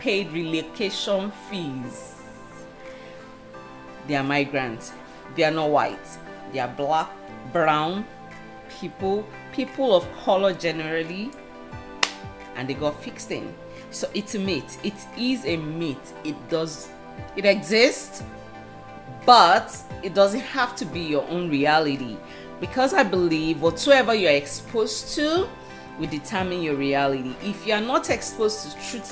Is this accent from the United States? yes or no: no; Nigeria